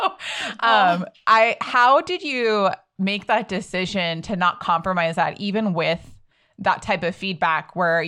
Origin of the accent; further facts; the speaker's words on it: India; it's hard enough sometimes being Indian and being put in that position.